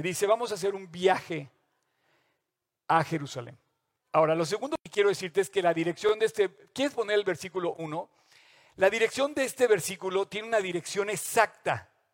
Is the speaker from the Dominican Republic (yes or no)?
no; Mexico; todos como mexicanos